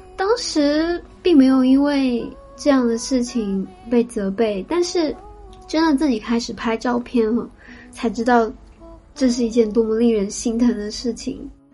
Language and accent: Chinese; Shanghai, China; moved away as an adult; also born or lived in Kyoto, Japan; now in Tokyo, Japan; 我是上海长大的，接触摄影的时候应该是小学